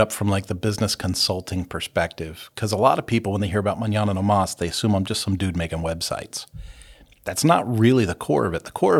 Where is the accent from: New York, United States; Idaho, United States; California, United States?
California, United States; now in Hutchinson, United States; no, you know, I don't tell people this often, but we're from California.